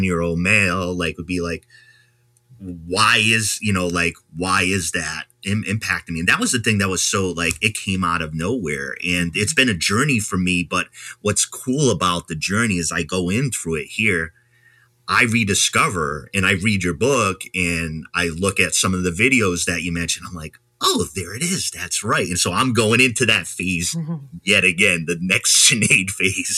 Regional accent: Rhode Island, United States; moved away; I'm from Rhode Island originally

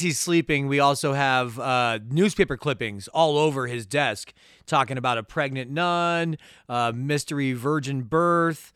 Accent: Tucson, Arizona, United States; we're from Tucson

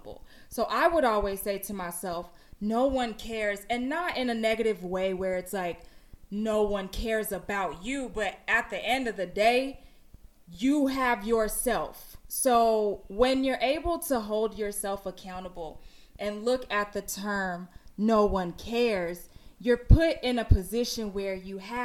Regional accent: Houston, Texas, United States; moved away as an adult; now in Los Angeles, United States; I'm from Houston, Texas. But I've been living in Los Angeles for 9 years

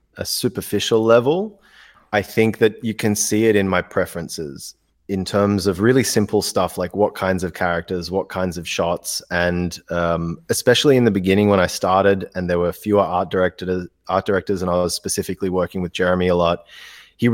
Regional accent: India; moved away; I grew up in India.

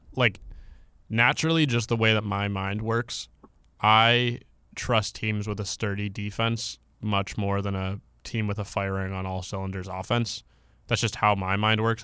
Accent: Canada; I'm from Canada

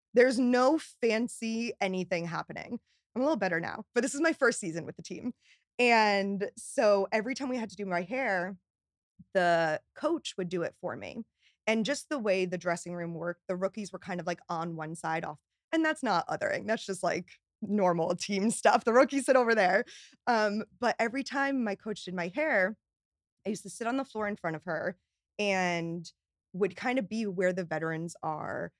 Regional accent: Newtown, Connecticut, United States; moved away as an adult; also born or lived in Boston; now in New York, United States; I grew up in Newtown, Connecticut

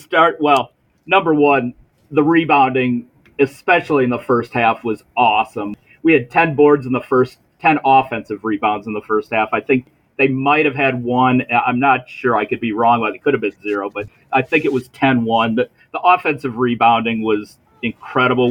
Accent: Milwaukee, Wisconsin, United States; I'm from Milwaukee

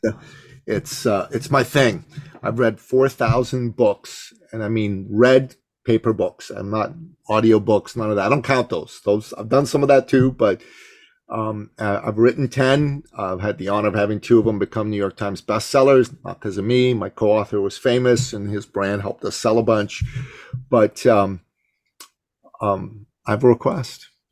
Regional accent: Iran; moved away; also born or lived in Canada; I come from the Middle East. I'm, I'm from Iran

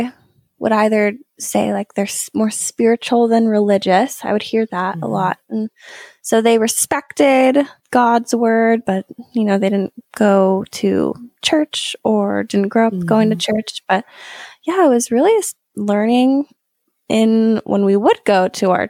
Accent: Bend, Oregon, United States; I was 7 or 8 years old, and I grew up in Bend, Oregon

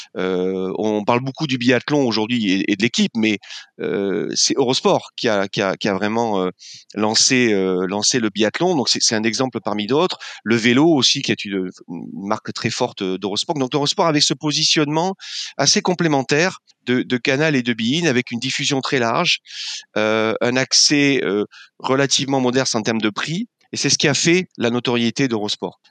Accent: Landes, Nouvelle-Aquitaine, France; moved away as an adult; also born or lived in Paris; moi, je venais de, du sud-ouest de la France, des Landes, où je vis maintenant

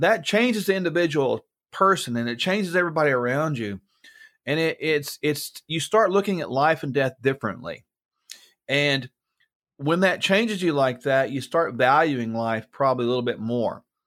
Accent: United States; I'm an American, yes, I'm in the U S right now

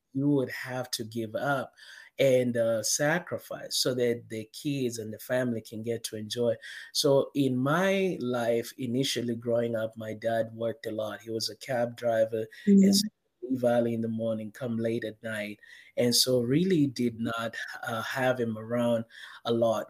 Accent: Kenya; I was born and raised in Kenya, in Africa

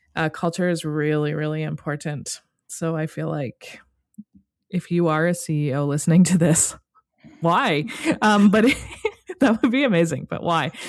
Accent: Canada; as a Canadian

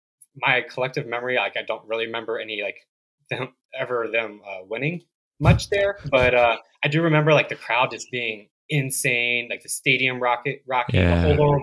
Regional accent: Arlington, Virginia, United States; just growing up in Arlington, Virginia

